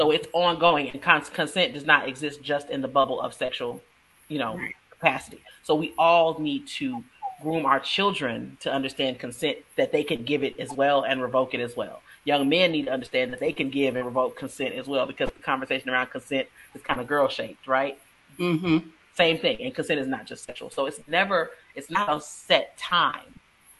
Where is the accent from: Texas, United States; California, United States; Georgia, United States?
Texas, United States; I'm from Texas